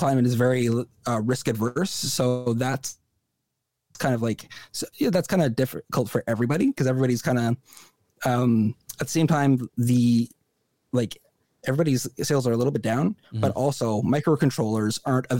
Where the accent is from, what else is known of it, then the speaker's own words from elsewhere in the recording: Canada; as a Canadian citizen